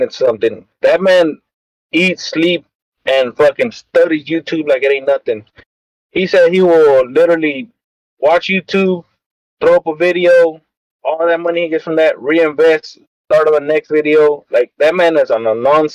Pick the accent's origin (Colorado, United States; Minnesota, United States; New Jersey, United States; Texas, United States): Texas, United States; I'm from Texas